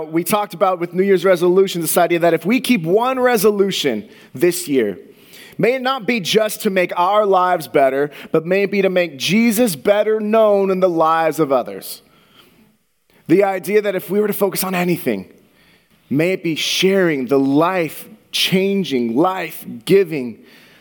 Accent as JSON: {"language": "English", "town": "Santa Clara", "region": "California", "country": "United States", "tie": "born or raised there", "said": "I grew up in the Bay Area, in Santa Clara, which is a little bit south of San Francisco"}